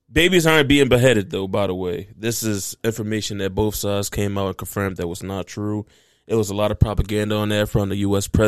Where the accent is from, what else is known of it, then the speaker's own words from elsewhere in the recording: United States; But the reason why I started paying attention to this, even though I'm American, I, I my tax dollars go there.